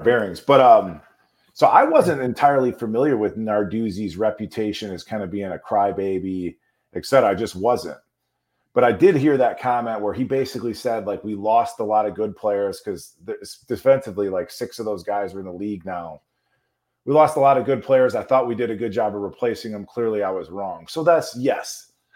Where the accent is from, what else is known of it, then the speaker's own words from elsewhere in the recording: Chicago, Illinois, United States; I grew up in Chicago